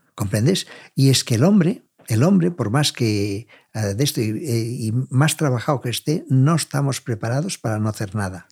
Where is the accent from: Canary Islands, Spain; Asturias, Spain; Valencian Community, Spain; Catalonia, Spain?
Catalonia, Spain; como catalanes y como vendedores